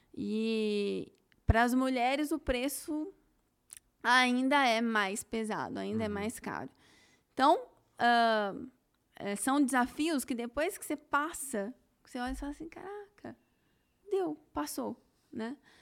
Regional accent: Campinas, São Paulo, Brazil; Eu nasci em Campinas

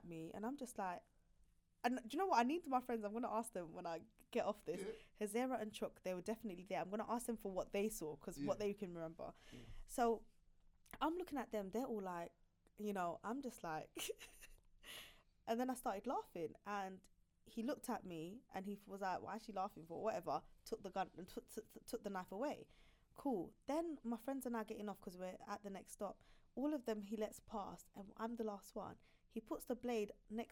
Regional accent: London, United Kingdom; I grew up in Clapton. Yeah, Murder Mile.

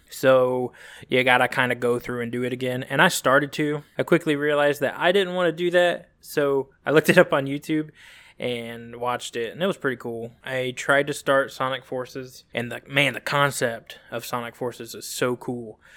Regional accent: Phenix City, Alabama, United States; also born or lived in California / Columbus, Georgia; I was born in California, and when I was three or four, I think it was, we moved to good old Phoenix City, Alabama, which if anybody's from Phoenix City or Columbus, Georgia, you know that they are neighboring towns, eh, separated by the border of Alabama and Georgia. So Phoenix City, Alabama, and Columbus, Georgia. So I grew up there back and forth.

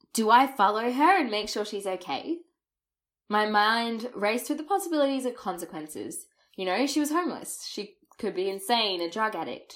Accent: Australia; first language English; clearly my accent and overuse of the word mate didn't give away that I was a native English speaker.

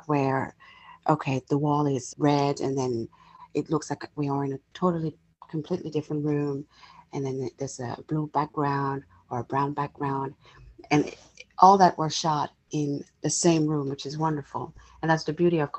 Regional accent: France; also born or lived in England / United States; now in Los Angeles, United States; I was born and raised in France. I lived in England for many years. I have now been in the States for 8 years.

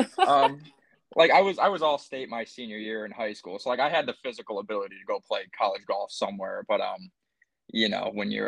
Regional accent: Enfield, Connecticut, United States; moved away as an adult; also born or lived in Florida; I'm from Enfield, Connecticut

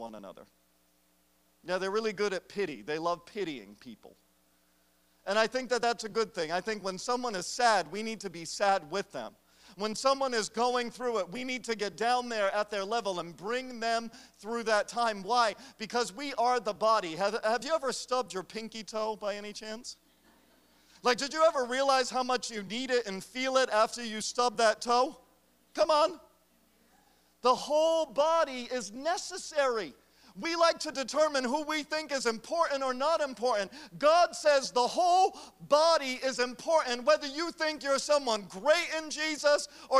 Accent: United States; I am an American

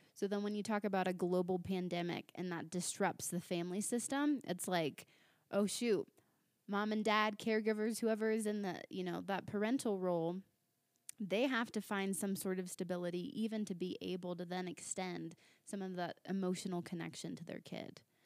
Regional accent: Virginia Beach, Virginia, United States; moved away as an adult; now in Littleton, United States; I'm originally from Virginia Beach, Virginia.

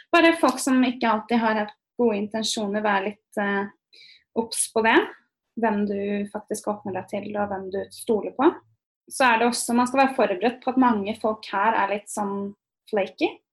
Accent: Norway; moved away as an adult; also born or lived in Berkeley, United States; now in United States; vi nordmenn

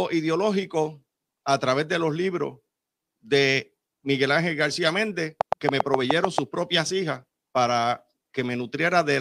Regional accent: Aguadilla, Puerto Rico; Nací en Aguadilla, de una familia de abuelos republicanos de la línea de Miguel Ángel García Méndez.

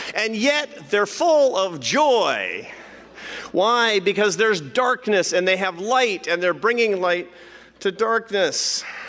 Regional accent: Seattle, Washington, United States; Seattle. Why? Because it's my hometown

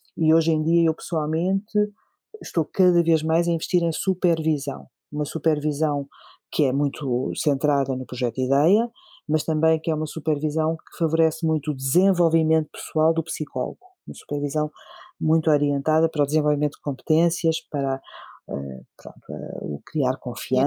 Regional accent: Alentejo, Portugal; now in Lisbon, Portugal; quero ver se ainda consigo ajudar uh, a minha própria terra, a minha própria comunidade. Eu venho do Alentejo e espero ainda voltar

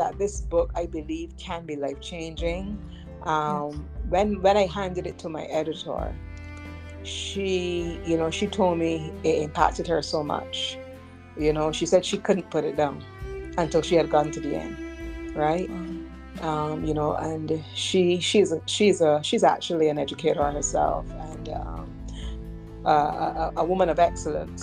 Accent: Barbados; another Bajan couple

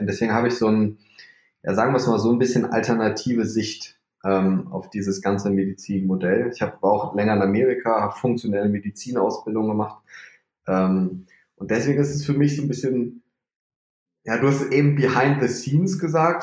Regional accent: North Rhine-Westphalia, Germany; also born or lived in Leipzig / Magdeburg; Ich komme aus NRW, ich wohne in Bonn

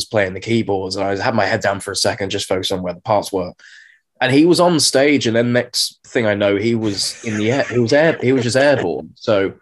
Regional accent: Brentwood, East of England, United Kingdom; I'm currently zooming in from my parents' house in Brentwood in Essex. I say it's my parents' house. I've actually been living here for about 20 years.

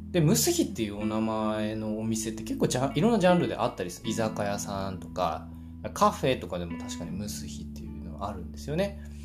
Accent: Japan; 僕自身そのせっかく日本に生まれた

